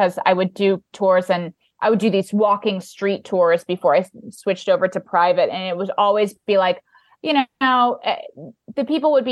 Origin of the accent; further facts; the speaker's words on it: Indianapolis, Indiana, United States; moved away; I'm from Indianapolis.